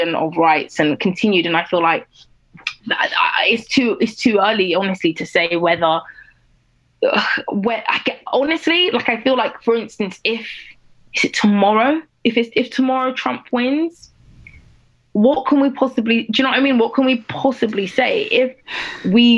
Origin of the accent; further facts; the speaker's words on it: United Kingdom; I was growing up in Britain as a black girl for my entire life, but also I was growing up as like a young Nigerian girl